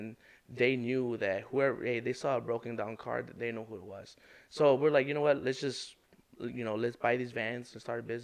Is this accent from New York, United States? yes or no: no; Chicago, Illinois, United States; I grew up in Brighton Park